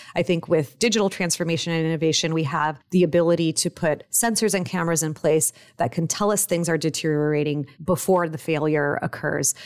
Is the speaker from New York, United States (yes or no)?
no; Los Angeles, California, United States; also born or lived in Mexico; I was born in Mexico and raised in Los Angeles, so I went back and forth a lot as a kid.